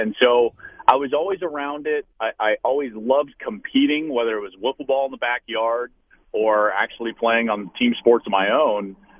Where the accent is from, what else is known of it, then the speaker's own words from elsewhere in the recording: Arvada, Colorado, United States; Denver, Colorado, just outside. It's actually a town called Arvada. And Arvada is actually directly between Boulder and Denver. So I grew up very close to the University of Colorado.